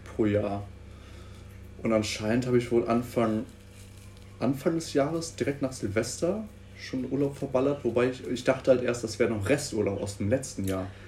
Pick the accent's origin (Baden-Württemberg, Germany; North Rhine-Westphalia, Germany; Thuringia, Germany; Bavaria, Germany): North Rhine-Westphalia, Germany; Münster; als Münsteraner